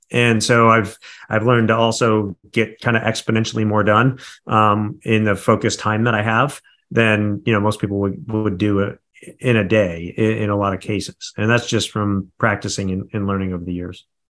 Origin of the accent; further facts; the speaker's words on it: Midwest, United States; I come from the Midwest. We've got that Midwest mentality